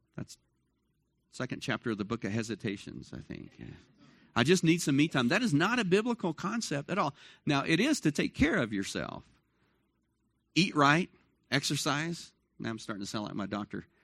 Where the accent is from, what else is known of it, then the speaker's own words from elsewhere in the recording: Dallas, Texas, United States; moved away as an adult; I grew up in Dallas, Fort Worth